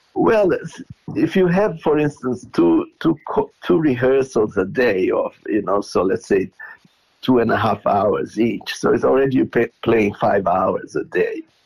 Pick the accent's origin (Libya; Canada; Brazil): Brazil; Porto Alegre, Rio Grande do Sul; moved away as an adult; also born or lived in Israel; now in Melbourne, Australia; I was born in Porto Alegre